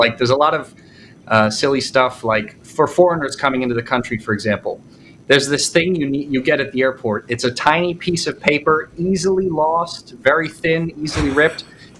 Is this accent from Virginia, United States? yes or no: no; East Brunswick, New Jersey, United States; moved away as an adult; now in Russia; My father is Italian-American. My mom is Puerto Rican. I grew up in New Jersey in a town called East Brunswick.